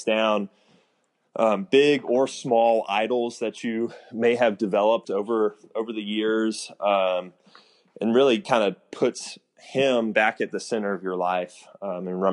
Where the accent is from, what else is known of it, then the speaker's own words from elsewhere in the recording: Houston, Texas, United States; I grew up in Houston.